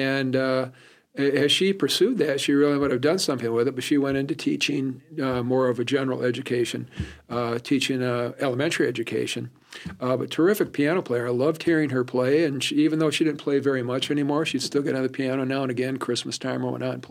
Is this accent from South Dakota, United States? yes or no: no; South Haven, Michigan, United States; moved away as an adult; also born or lived in Kalamazoo, Michigan; now in Chadron, United States; I grew right on the lake. Little town called South Haven, Michigan.